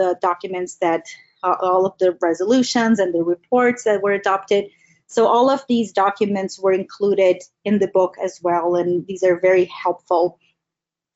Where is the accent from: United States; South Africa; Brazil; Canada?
Brazil; I'm from Brazil